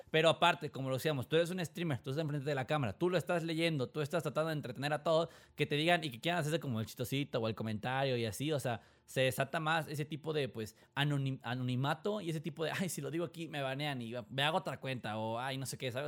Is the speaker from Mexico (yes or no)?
yes; Mexico; accent: Mexican; yo lo digo siendo mexicano, digo, mi, acento en inglés, tengo inglés bueno, pero mi acento se nota así de que tú me escuchas es, mexa